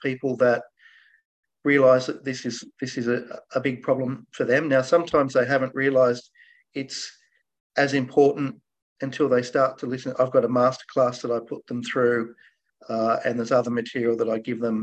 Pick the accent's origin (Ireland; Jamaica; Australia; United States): Australia; So my parents are Scottish. They immigrated to Australia. I'm an Aussie. And they were small business owners. And I grew up going to school working in their businesses.